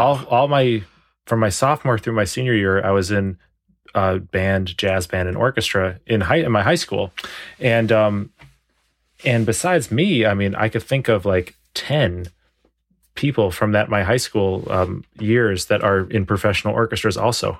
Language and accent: English; Evanston, Illinois, United States; moved away as an adult; I'm originally from the suburbs of Chicago. I was born in Evanston and, um, lived in Cook County, which is the county of Chicago and Evanston my whole life until I was twenty-two.